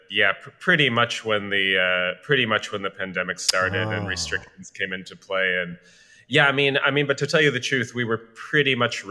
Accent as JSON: {"language": "English", "town": "Albuquerque", "region": "New Mexico", "country": "United States", "tie": "born or raised there", "moved": "yes", "lives_now": "Chicago, United States", "said": "I'm from Albuquerque"}